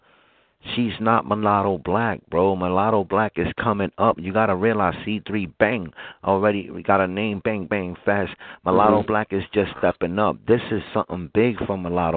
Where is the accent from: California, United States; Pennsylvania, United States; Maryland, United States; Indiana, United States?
Pennsylvania, United States; Philadelphia; I am from Philly